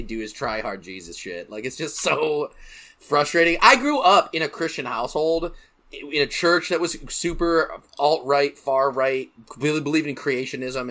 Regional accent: Grand Rapids, Michigan, United States; my hometown of Michigan, Grand Rapids, Michigan

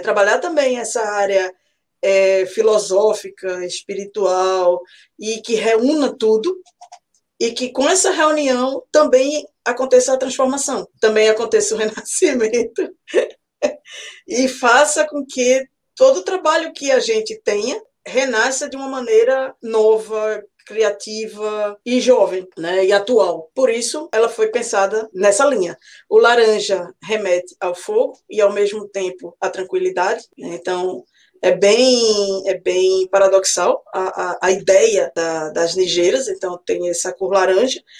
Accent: Recife, Pernambuco, Brazil; now in Auckland, New Zealand; sou natural de Recife, Pernambuco. Hoje estou morando na Nova Zelândia, mais precisamente em Auckland

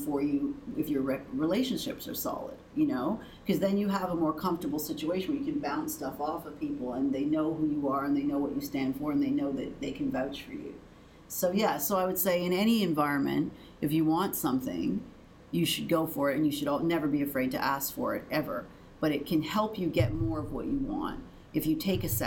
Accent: Canada; I'm Canadian

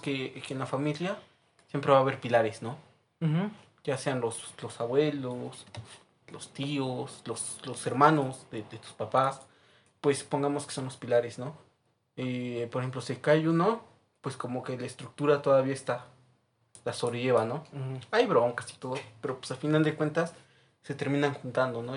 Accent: Orizaba, Veracruz, Mexico; now in Puebla, Mexico; soy de allá, de Orizaba, Veracruz también

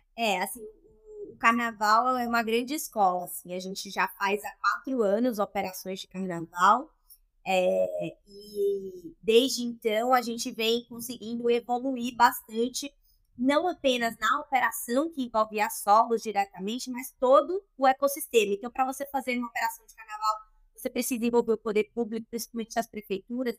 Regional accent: Salvador, Bahia, Brazil; hoje eu me reconheço como uma mulher da Bahia, eu sou de Salvador

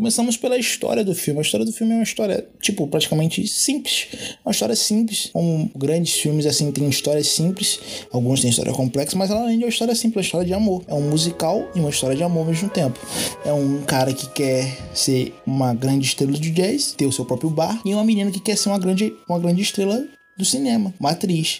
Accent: Rio de Janeiro, Brazil; Puxando X aqui, puxando S, porque eu sou carioca

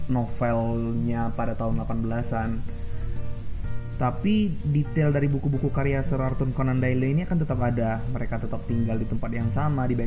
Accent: Pagar Alam, South Sumatra, Indonesia; kebetulan di kampung halaman gue di pagar Pagarlam Sumatera Selatan gue punya kafe yang suka nonton bareng film lah

